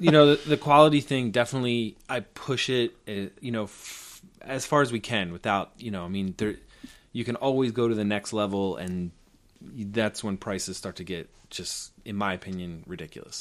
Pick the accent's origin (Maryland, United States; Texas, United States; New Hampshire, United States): Maryland, United States; Baltimore; moved away as an adult; also born or lived in Tokyo, Japan / New York City; I, I grew up in Baltimore